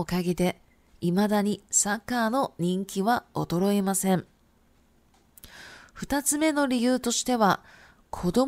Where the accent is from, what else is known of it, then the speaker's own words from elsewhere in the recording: Shizuoka, Japan; born there; Chinese is a second language; 因为我本身是日本人，那我是从这个静冈县出生的哈。静冈县呢，它是一个足球非常非常有名的一个县市